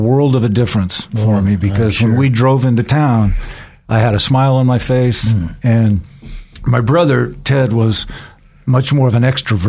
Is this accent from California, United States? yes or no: yes; San Pedro, California, United States; I was raised primarily in Southern California. My dad was in the space program, and we didn't move around quite as often as a typical military family because of his focus on the space program. So I was raised in San Pedro, which is in Los Angeles.